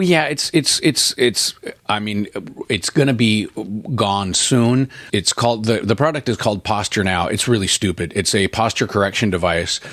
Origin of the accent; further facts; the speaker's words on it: Portland, United States; I'm from Portland